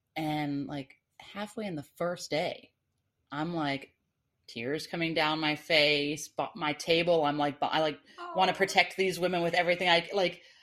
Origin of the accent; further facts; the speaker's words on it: Atlanta, Georgia, United States; now in Florida, United States; I lived, I grew up in Atlanta, but I'm from Florida originally